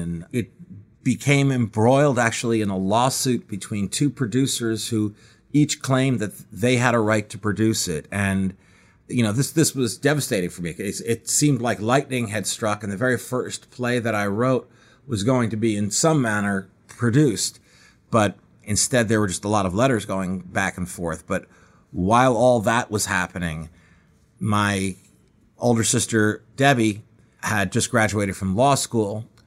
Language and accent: English; Scarsdale, New York, United States; also born or lived in Manhattan, New York; I was born in Manhattan and lived there until I was eight years old when my family moved to Scarsdale, about thirty, forty minutes outside of Manhattan